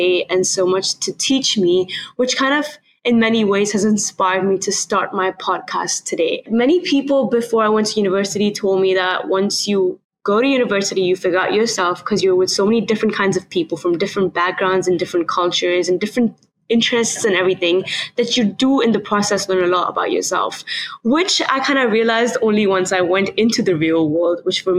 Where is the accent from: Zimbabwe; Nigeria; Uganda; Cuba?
Nigeria; moved away as an adult; now in California, United States; I am from Nigeria, which is why kind of transitioning from Nigeria to California was a big part of my life